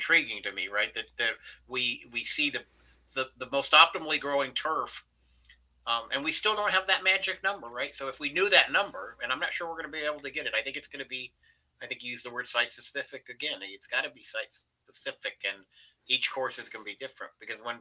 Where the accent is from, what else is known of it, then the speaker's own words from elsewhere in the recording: New Mexico, United States; New Mexico, my home state